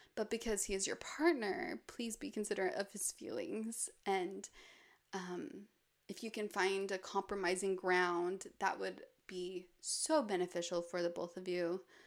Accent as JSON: {"language": "English", "town": "Park City", "region": "Utah", "country": "United States", "tie": "born or raised there", "moved": "yes", "said": "I'll also spend a lot of the year in my hometown, Park City, which is surrounded by mountains"}